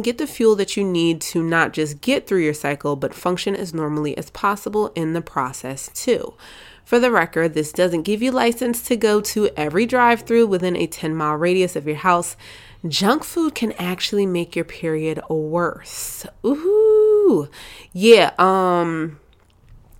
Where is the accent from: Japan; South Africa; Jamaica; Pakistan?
Jamaica; I'm Jamaican